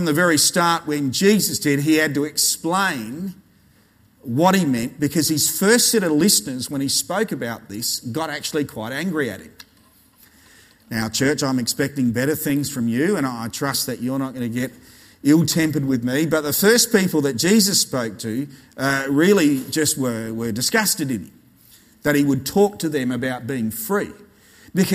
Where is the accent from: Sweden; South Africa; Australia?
Australia